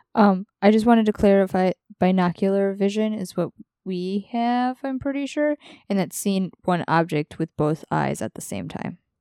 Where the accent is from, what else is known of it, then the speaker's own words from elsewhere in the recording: Wisconsin, United States; moved away as an adult; I'm originally from Wisconsin, and so like I'm proud to have moved across the country